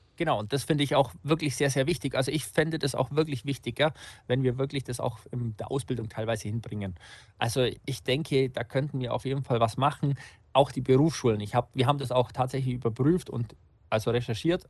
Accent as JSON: {"language": "German", "area": "Unterallgäu", "region": "Bavaria", "country": "Germany", "also_born_or_lived": "Augsburg", "said": "Ich bin tatsächlich Unterallgäuer"}